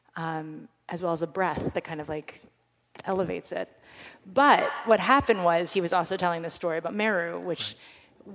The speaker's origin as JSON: {"language": "English", "town": "New York City", "region": "New York", "country": "United States", "said": "we're two girls from Manhattan"}